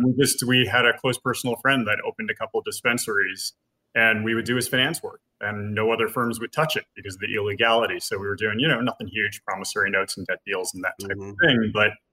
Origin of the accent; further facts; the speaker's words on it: Los Angeles, California, United States; born there; All I remember is I was born in East LA.